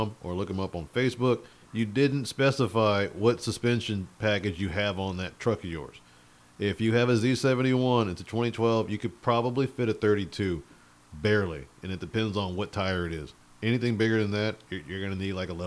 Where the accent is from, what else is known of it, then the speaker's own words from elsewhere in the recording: Cajun, Louisiana, United States; I'm Cajun, so crawfish is a huge thing in my family